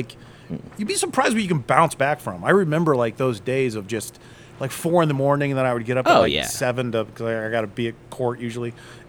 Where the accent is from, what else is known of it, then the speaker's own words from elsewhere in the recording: Akron, Ohio, United States; I'm from Akron